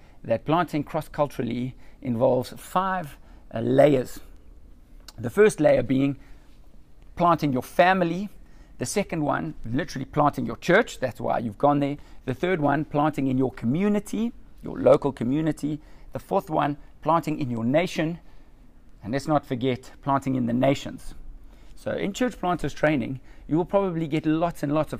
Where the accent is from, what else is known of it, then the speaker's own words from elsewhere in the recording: South Africa; moved away as an adult; now in Montpellier, France; We are originally from South Africa, and 5 years ago, this month, October 2015, we moved to Montpellier in the south of France